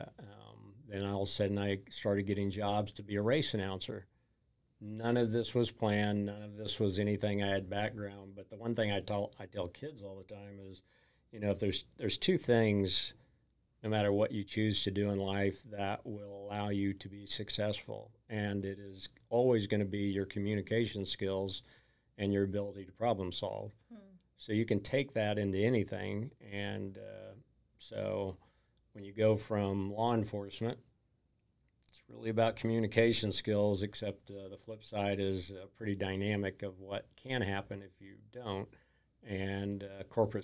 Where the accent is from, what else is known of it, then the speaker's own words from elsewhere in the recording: Oklahoma City, Oklahoma, United States; I grew up here in Oklahoma City